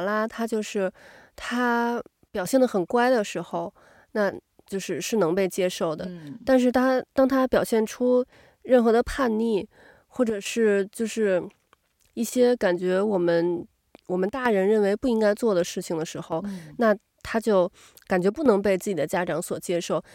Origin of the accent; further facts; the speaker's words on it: China; moved away; 咱们从小在中国长大的嘛，就我，我，我反而会觉得有点儿尴尬，就是跟不认识的人